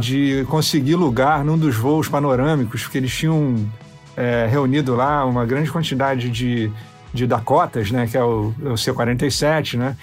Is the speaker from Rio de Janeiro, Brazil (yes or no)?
yes; Rio de Janeiro, Brazil; A casa onde eu cresci, na Universidade Rural, né, na, na, Zona Oeste do Rio de Janeiro